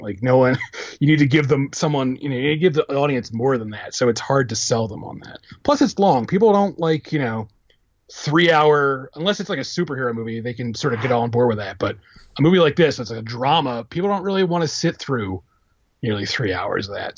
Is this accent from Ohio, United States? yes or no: no; Philadelphia, Pennsylvania, United States; I'm from Philadelphia